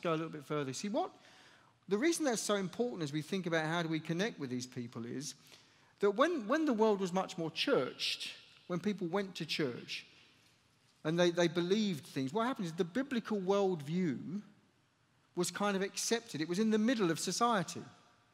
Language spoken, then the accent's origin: English; United Kingdom; also born or lived in Chelmsford, England; So I come from the United Kingdom. I live just to the east of London in a city called, well, just close to a city called Chelmsford in England